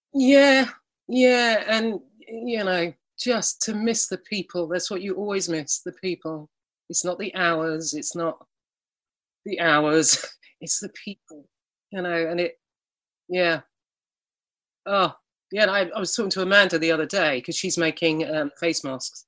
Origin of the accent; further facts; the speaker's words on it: Alston, North West England, United Kingdom; moved away; I was from Alston. We don't have avocados.